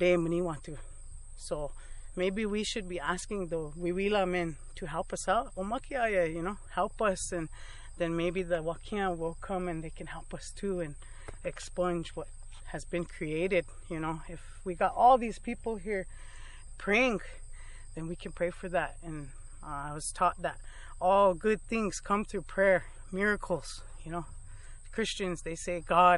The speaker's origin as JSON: {"language": "English", "town": "Rosebud", "region": "South Dakota", "country": "United States", "said": "I'm from Swift Bear community on Sichangu lands in Rosebud, South Dakota."}